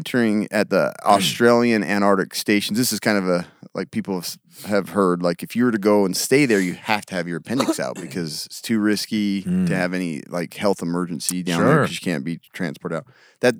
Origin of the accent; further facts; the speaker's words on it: Argentina; I am from Argentina.